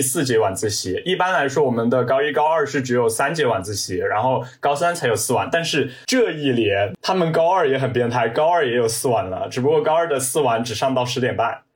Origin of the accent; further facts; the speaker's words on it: Chongqing, China; 我来自于重庆，就读于重庆的一所直属小中学